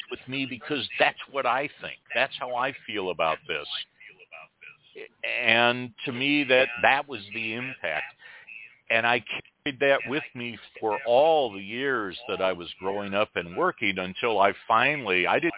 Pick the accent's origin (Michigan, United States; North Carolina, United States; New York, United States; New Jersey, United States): Michigan, United States; Detroit; also born or lived in West Virginia (family); now in Alabama Gulf Coast, United States; I grew up outside of Detroit